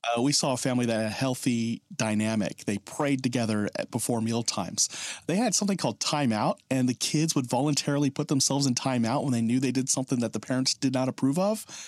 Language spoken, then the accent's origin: English; Oklahoma, United States; I'm from Oklahoma